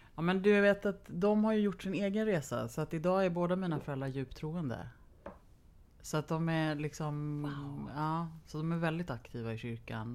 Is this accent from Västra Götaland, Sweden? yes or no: no; Lidingö, Stockholm County, Sweden; jag är uppvuxen på, delvis på Lidingö.